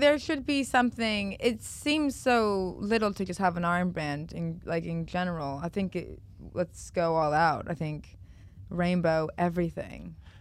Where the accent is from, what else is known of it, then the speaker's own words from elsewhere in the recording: United States; I'm American